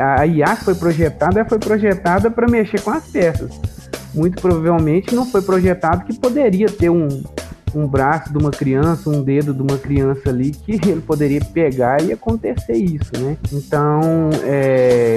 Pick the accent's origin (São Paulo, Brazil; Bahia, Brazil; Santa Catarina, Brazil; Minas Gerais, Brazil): Minas Gerais, Brazil; Bambuí; eu sou daqui de Bambuí mesmo, inclusive, né, eu cresci, inclusive, na zona rural